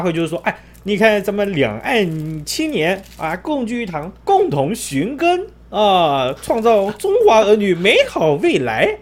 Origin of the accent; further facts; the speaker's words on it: Taiwan; 那我们台湾的有一位